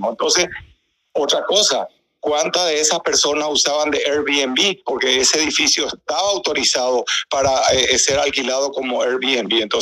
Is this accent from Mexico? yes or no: no; Paraguay; moved away as an adult; now in Miami, United States; Que yo que soy paraguayo, ¿verdad? Que vivo acá hace 40 años